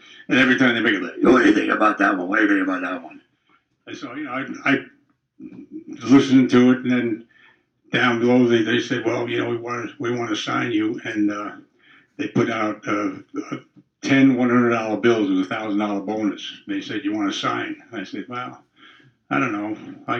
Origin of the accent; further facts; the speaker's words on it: New Jersey, United States; moved away as an adult; now in St. Louis, United States; I'm from New Jersey originally.